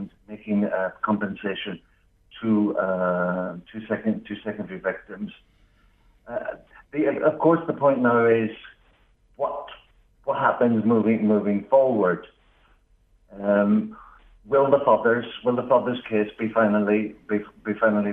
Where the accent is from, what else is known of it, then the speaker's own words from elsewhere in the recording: Northern Ireland, United Kingdom; you might pick up from my accent, I'm from Northern Ireland